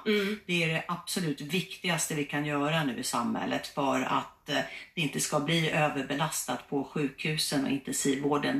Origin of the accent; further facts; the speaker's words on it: Uppsala, Uppsala County, Sweden; jag kommer från Uppsala